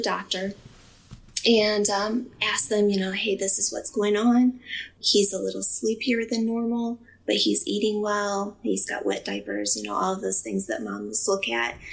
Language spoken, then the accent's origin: English; Findlay, Ohio, United States; I'm from Findlay, Ohio